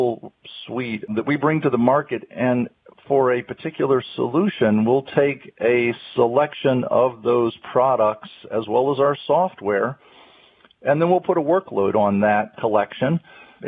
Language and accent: English; North Carolina, United States; I'm a native of North Carolina, born and raised in North Carolina